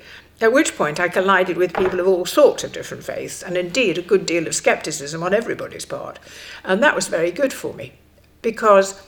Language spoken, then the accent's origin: English; Stockport, North West England, United Kingdom; I grew up in Stockport, and I grew up in a very conventional lower middle class family